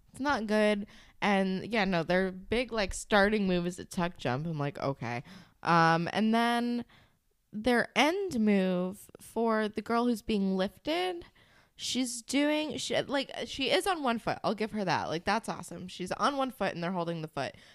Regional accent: New Jersey, United States; I grew up in New Jersey.

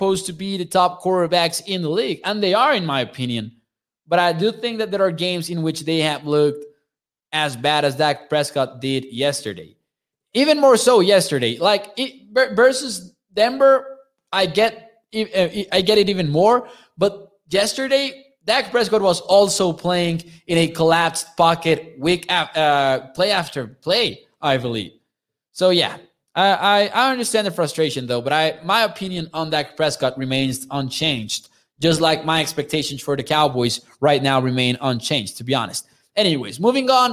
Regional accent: Chihuahua, Mexico; I'm from Chihuahua, Mexico

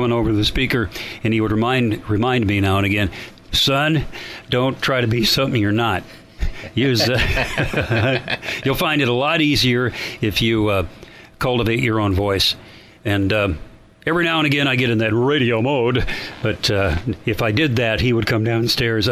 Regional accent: Lincoln, Nebraska, United States; moved away; also born or lived in Kansas City; I was born in Lincoln, Nebraska

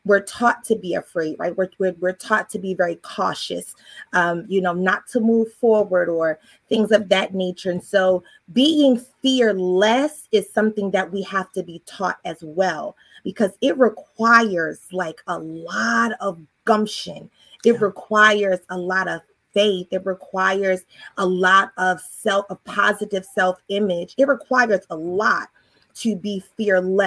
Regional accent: Baltimore, Maryland, United States; moved away as an adult; now in Virginia Beach, United States; I'm originally from Baltimore, Maryland. I've been here in Virginia

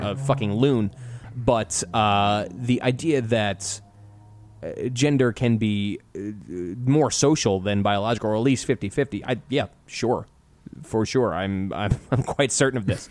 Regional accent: United States; growing up in America as a white male

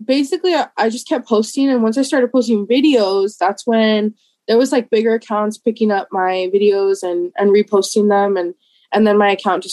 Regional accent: McAllen, Texas, United States; I'm from McAllen, Texas

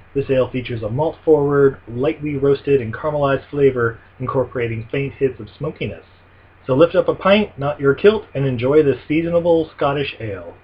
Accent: Ogden, Utah, United States; moved away; my hometown of Ogden, Utah.

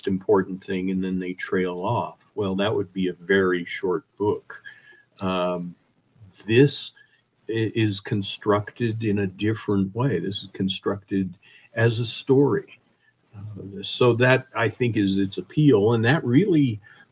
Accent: Wyoming, United States; also born or lived in Colorado; I grew up in Wyoming

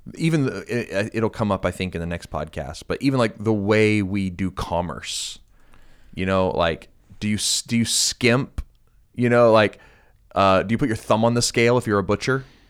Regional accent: United States; being an American

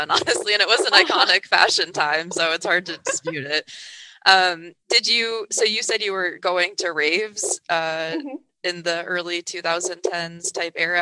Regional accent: New England, United States; now in Chicago, United States; I grew up in New England

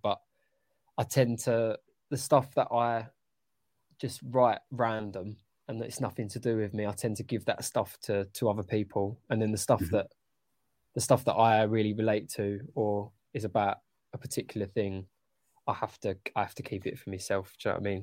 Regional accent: London, United Kingdom; I grew up in Upton Park

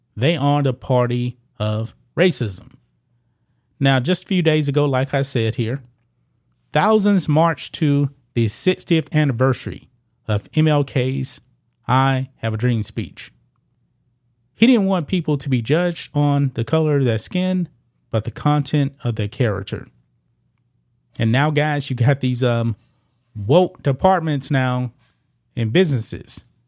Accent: the South, United States; I did not experience that as a kid growing up in the South

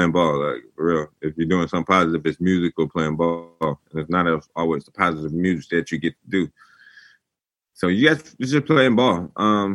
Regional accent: Atlanta, Georgia, United States; moved away as an adult; also born or lived in Clemson, South Carolina / Washington, D.C.; I was from Atlanta

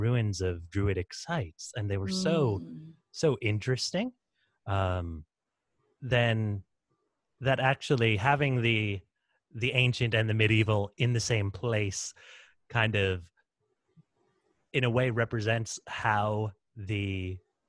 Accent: Texas, United States; I'm American Texan, but of Irish heritage

